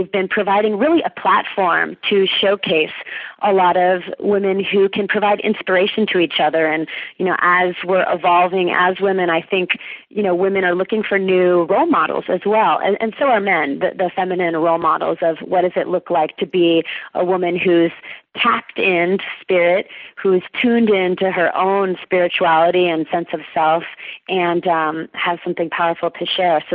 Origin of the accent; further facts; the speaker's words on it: California, United States; the Unity Church that I was raised in here in California